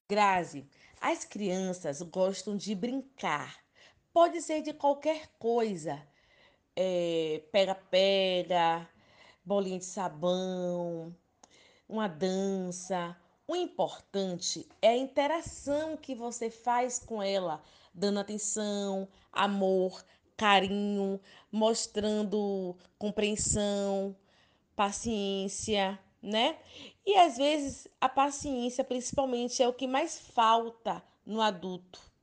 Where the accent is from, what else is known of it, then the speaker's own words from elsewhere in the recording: Ilhéus, Bahia, Brazil; Sou natural de Ilhéus, Bahia, Brasil.